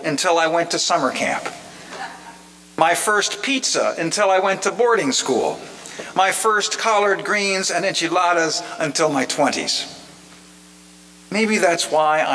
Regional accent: Plainfield, New Jersey, United States; During my childhood in the 1950s, my hometown of Plainfield, New Jersey

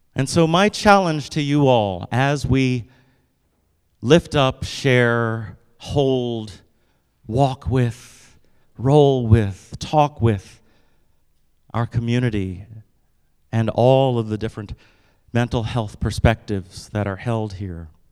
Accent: United States; I wake up and I'm a black guy every single day. Which comes with some stuff here in the United States

